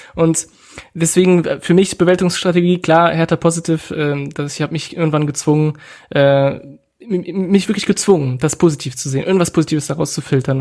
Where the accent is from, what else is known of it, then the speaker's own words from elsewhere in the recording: France; now in Germany; ich nicht ähm, in meinem Heimatland äh, lebe